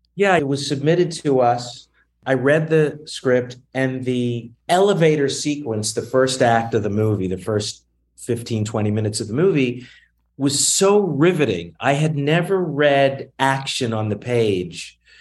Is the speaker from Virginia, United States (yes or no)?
yes; Newport News, Virginia, United States; moved away as an adult; also born or lived in Boston / Los Angeles; now in New York, United States; I grew up in Newport News, Virginia